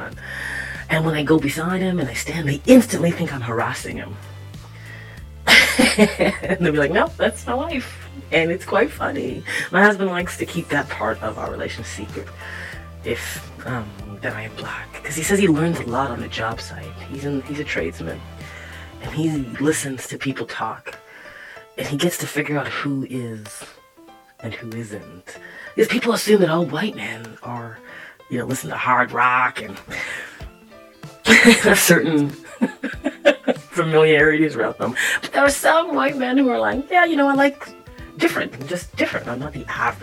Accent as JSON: {"language": "English", "town": "Toronto", "region": "Ontario", "country": "Canada", "tie": "born or raised there", "said": "I was born in Scarborough, Ontario"}